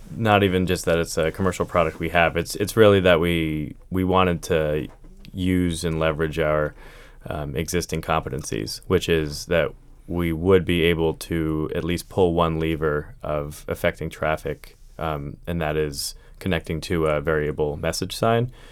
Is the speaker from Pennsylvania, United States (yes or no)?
yes; Pennsylvania, United States; moved away as an adult; now in Arlington, United States; I grew up in Pennsylvania